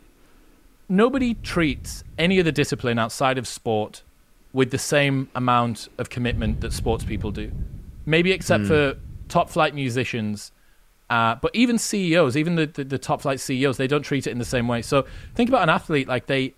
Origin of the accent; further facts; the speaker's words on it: Newcastle upon Tyne, North East England, United Kingdom; Because I'm from Newcastle, well, I'm from the north of England